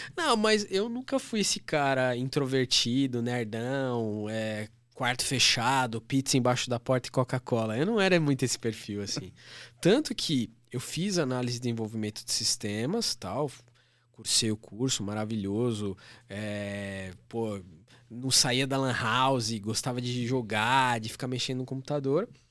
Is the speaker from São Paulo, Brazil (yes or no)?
yes; Guarulhos, São Paulo, Brazil; lá no lugar onde eu nasci, que é região metropolitana de São Paulo, cidade de Guarulhos